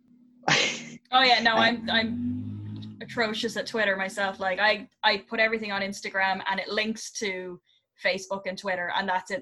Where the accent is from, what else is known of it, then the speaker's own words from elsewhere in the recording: Ireland; being Irish, we do we tend to be inherently creative and I think a lot of it has to do with where we're from